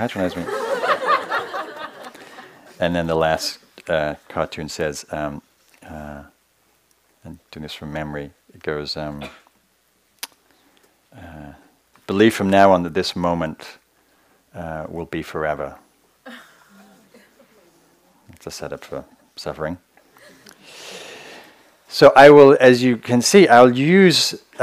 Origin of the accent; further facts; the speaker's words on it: England, United Kingdom; moved away; I come from England, this like incredibly quirky culture